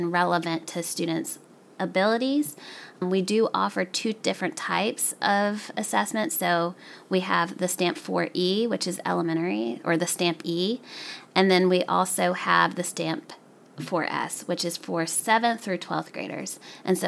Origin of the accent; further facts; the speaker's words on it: the South, United States; as an Arab American, I grew up in the South.